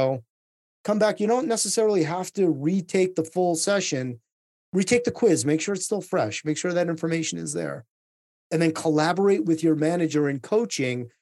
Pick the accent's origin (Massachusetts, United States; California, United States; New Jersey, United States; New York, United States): Massachusetts, United States; Lowell; born in a city in Eastern Massachusetts called Lowell, Massachusetts